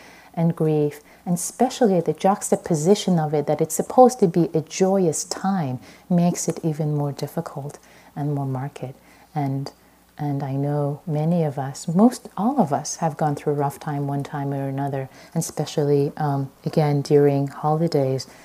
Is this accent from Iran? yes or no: yes; Iran; moved away; I'm Persian. I was born in Iran